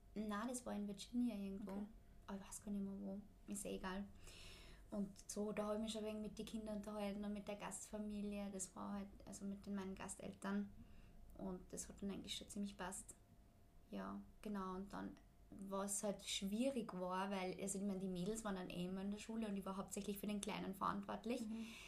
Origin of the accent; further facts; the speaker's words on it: Austria; bei uns in Österreich